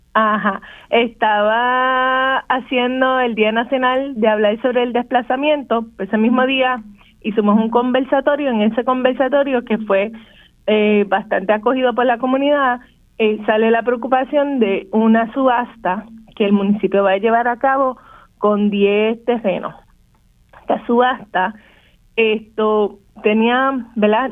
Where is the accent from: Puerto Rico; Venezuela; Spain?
Puerto Rico; Vieques; en vieque hemos visto el, el desplazamiento de nuestra comunidad